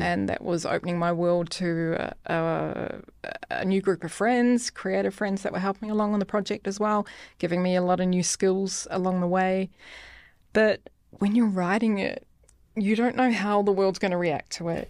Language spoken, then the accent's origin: English; New Zealand; moved away as an adult; now in Denmark; from New Zealand